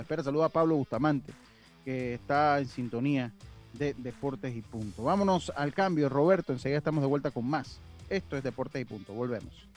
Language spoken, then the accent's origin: Spanish; Los Santos, Panama; also born or lived in Chiriquí; now in Panama City, Panama; Soy cédula siete, entonces. Y me fui muy joven allá a vivir a Panamá, yo jamás me he podido considerar capitalino, nunca y con el respeto de los capitalinos, que los, ah, eh, los estimo mucho, eh, pero yo soy santeño